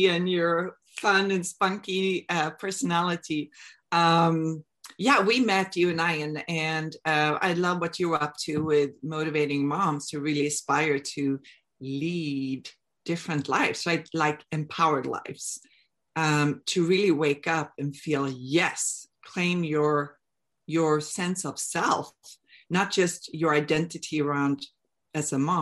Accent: Sweden; moved away as an adult; I'm from Sweden. I moved here back in 2002

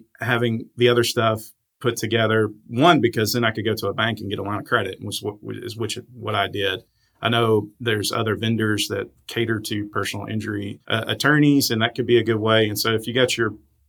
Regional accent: South Arkansas, United States; growing up in South Arkansas

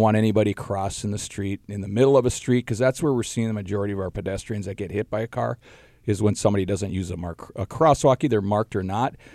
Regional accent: Duluth, Minnesota, United States; growing up in the Duluth area

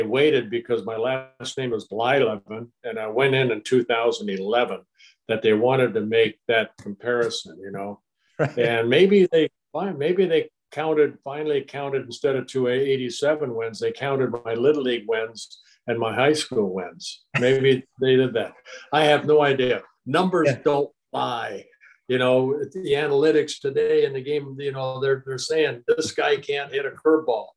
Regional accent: Anaheim, California, United States; also born or lived in Netherlands / Canada / Paramount, California / Garden Grove, California; I grew up right there in Anaheim

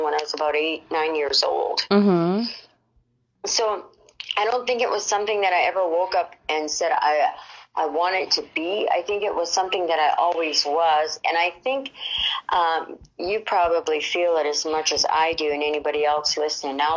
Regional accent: Canada; moved away as an adult; now in Mexico; I'm originally from Canada, but I now hang my boots and hat in beautiful Mexico

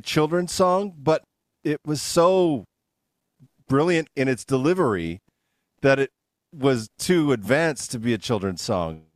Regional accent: Canada; now in United States; I'm from Canada, and like I almost never had sugar because it's just not a big thing in Canada as much. I moved down here

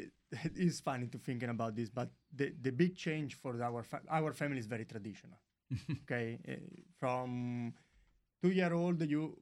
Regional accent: Montefalco, Umbria, Italy; English is a second language

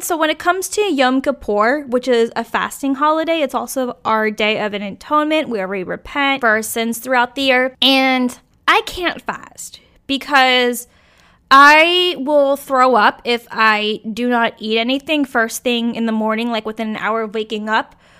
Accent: Virginia, United States; born or raised there; moved away

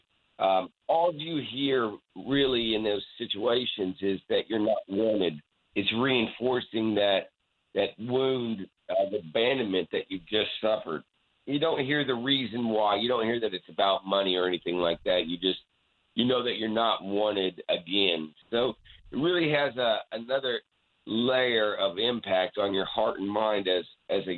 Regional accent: Poplar Bluff, Missouri, United States; also born or lived in Lawton, Oklahoma; we moved from Lawton, Oklahoma to Poplar Bluff, Missouri.

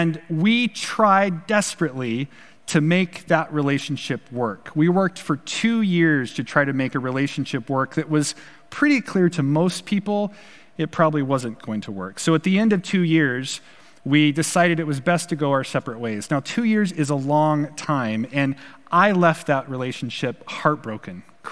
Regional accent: Pacific Northwest, United States; also born or lived in Portland, Oregon; growing up in the Pacific Northwest

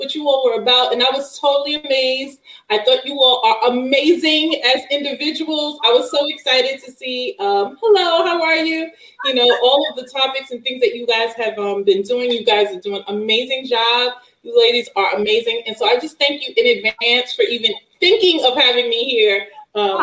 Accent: Brooklyn, New York, United States; I'm from Brownsville

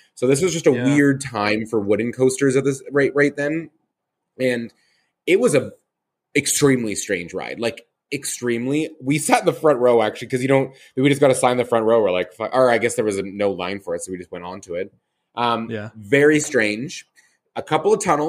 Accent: Calgary, Alberta, Canada; my hometown, Callaway Park

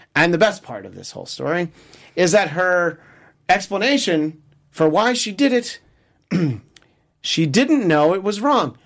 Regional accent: United States; as an American

